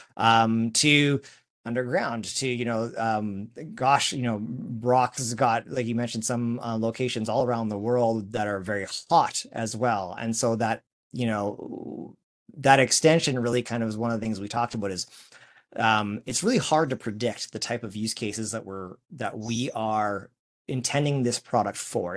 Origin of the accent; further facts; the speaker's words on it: Saskatchewan, Canada; our hometown of Saskatchewan, our home province